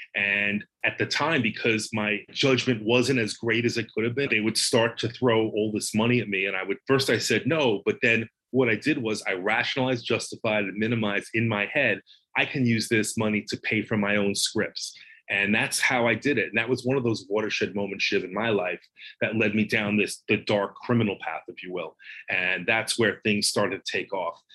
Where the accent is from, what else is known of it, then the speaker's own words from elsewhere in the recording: Long Island, New York, United States; I grew up in Long Island.